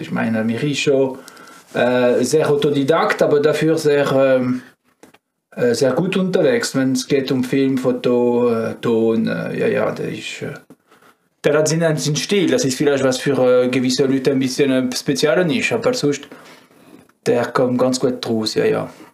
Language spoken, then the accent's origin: German; France; German is a second language; moved away as an adult; now in Switzerland; Ich bin äh, ein richtiger Franzose